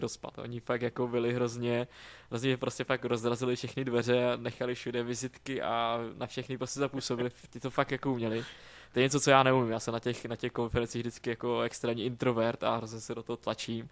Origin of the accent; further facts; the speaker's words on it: Moravia, Czechia; moved away as an adult; now in Prague, Czechia; jak jsem z Moravy, tak prostě Brno je mi taky jako blízký